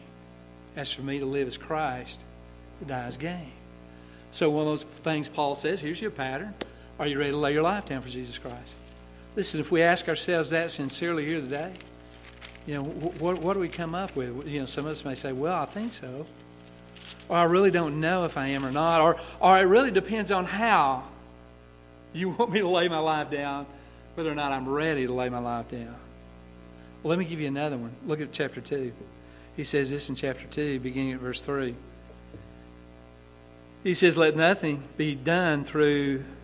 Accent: United States; we're from the United States, we're from America

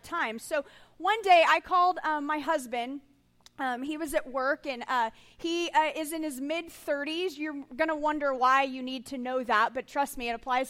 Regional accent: Texas, United States; I was raised in Texas

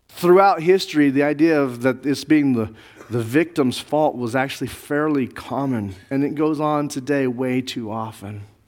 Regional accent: Navajo and Zuni reservations, Southwest, United States; I grew up on the Navajo Zuni reservations

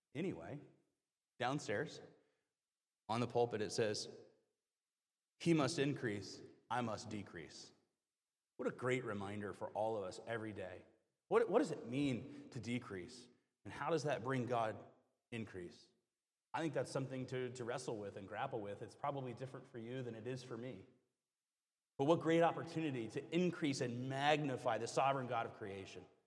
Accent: the South, United States; moved away; I grew up in the South

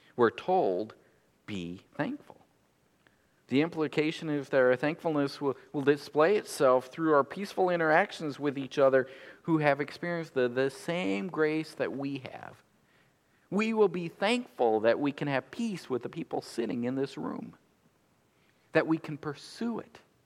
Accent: United States; we're American consumers

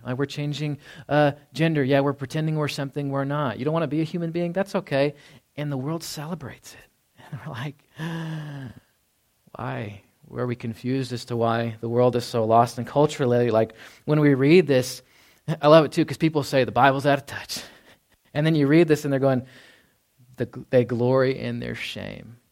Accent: Dallas, Texas, United States; moved away; growing up in Dallas, Fort Worth.

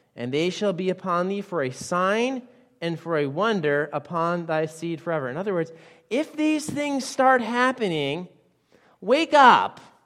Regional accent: Western Massachusetts, United States; I grew up in Western Massachusetts

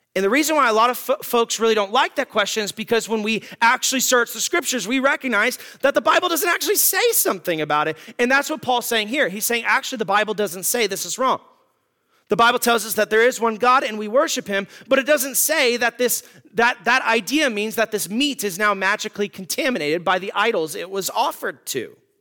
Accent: United States; as American Christians

